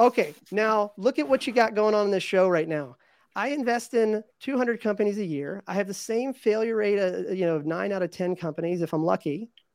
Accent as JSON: {"language": "English", "region": "Virginia", "country": "United States", "tie": "born or raised there", "said": "I grew up in Virginia"}